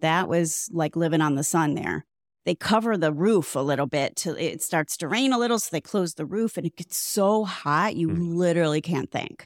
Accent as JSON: {"language": "English", "region": "Midwest", "country": "United States", "moved": "yes", "lives_now": "South Florida, United States", "said": "from the Midwest, but which is probably why I don't live in the Midwest anymore."}